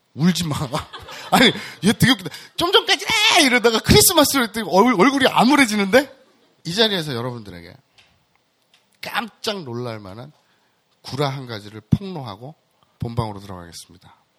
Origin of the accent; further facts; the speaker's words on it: Andong, North Gyeongsang, South Korea; 제 고향이 경북 안동입니다.